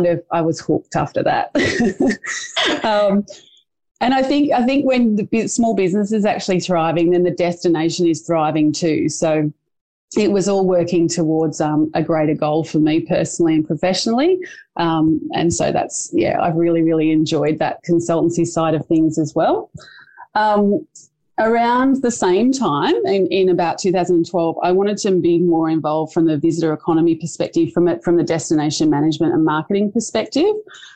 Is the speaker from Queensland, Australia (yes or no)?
no; Port Stephens, New South Wales, Australia; my hometown of Port Stephens